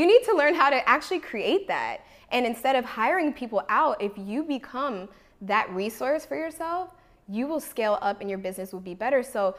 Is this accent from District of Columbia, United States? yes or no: yes; Washington, District of Columbia, United States; now in Los Angeles, United States; You know, I came from Washington, D.C. area, and I moved here with no family to Los Angeles.